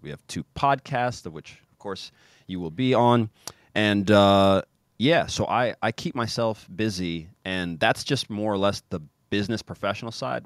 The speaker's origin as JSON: {"language": "English", "town": "Kansas City", "country": "United States", "also_born_or_lived": "Zagreb, Croatia", "moved": "as an adult", "said": "I'm from Kansas City"}